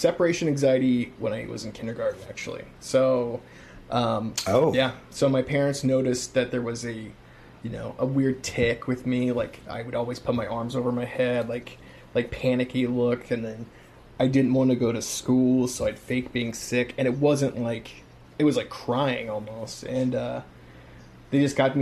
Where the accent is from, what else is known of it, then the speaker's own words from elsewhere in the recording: Kansas City, Missouri, United States; I stayed back in my hometown, and went to a university here